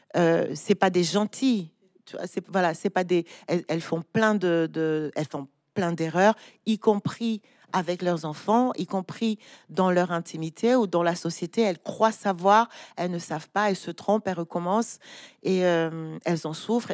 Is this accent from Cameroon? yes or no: yes; Douala, Littoral, Cameroon; grandi à Douala, je suis allée à l'école à Douala